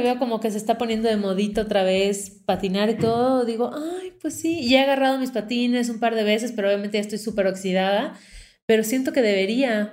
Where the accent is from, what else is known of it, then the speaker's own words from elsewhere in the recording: Mérida, Yucatán, Mexico; moved away as an adult; now in Mexico City, Mexico; Nací en Mérida, Yucatán, en 1988, en la época de verano, cerca del mar, y tuve una infancia muy feliz